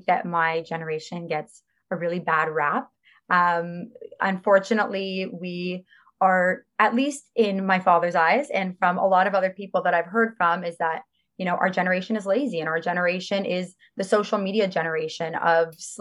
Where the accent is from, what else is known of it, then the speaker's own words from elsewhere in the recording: Toronto, Ontario, Canada; I grew up in Chaplin Estates.